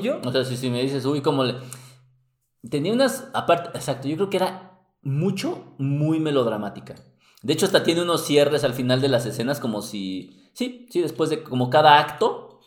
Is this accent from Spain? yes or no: no; Mexico; somos mexicanos